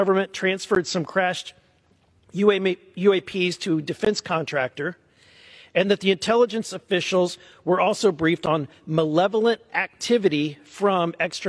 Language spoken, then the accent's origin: English; the Show Me State, Missouri, United States; But I'm from the Show Me State.